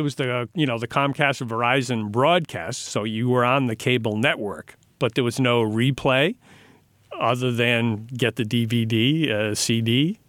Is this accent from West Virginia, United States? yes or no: no; Pawtucket, Rhode Island, United States; also born or lived in New Jersey; Okay, I'll do that. Because I grew up in Rhode Island.